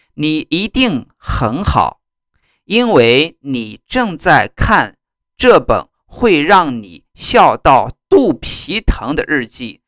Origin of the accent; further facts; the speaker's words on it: China; 在我们中国呢，我们把它叫做语文